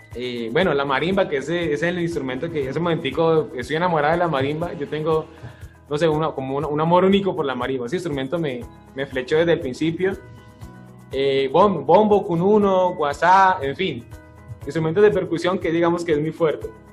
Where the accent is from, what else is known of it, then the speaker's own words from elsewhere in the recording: Florida, Valle del Cauca, Colombia; also born or lived in Palmira, Colombia; yo soy eh, de natalidad palmireña, realmente, pero yo me siento floridano, a mí me preguntan de dónde soy, yo soy de Florida. Eh, me crié desde muy chiquito en el barrio El Fajardo